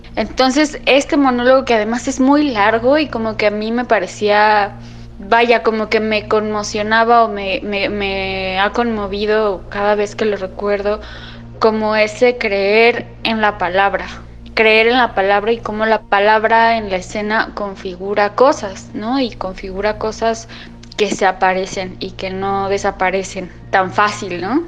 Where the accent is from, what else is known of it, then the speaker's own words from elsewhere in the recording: Mexico City, Mexico; tengo 29 años y soy de la Ciudad de México